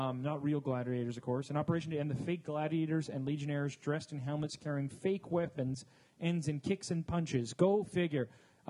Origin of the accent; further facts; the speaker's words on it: Canada; moved away; I'm Canadian